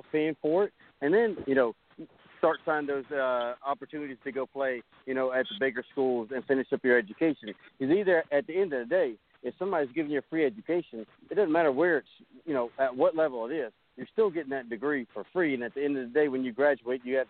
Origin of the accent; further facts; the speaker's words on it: Walterboro, South Carolina, United States; when I grew up there in Walterboro.